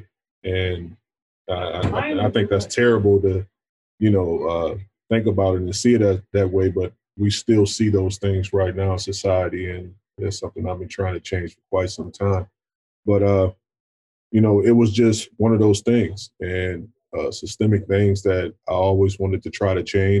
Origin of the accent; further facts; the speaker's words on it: Racine, Wisconsin, United States; I come from Racine, Wisconsin